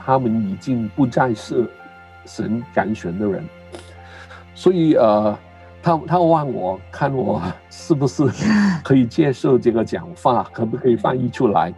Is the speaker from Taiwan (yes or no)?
no; Hong Kong; first language Cantonese; Chinese is a second language; moved away; also born or lived in Canada; 母语是广东话。我，呃，很，年轻的时候去的加拿大读书，在那边很多嗯年，在那边结婚，有孩子，呃，然后回来香港